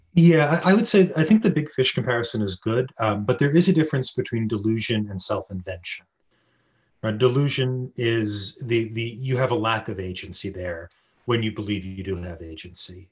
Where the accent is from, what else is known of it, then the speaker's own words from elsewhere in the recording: United States; as an American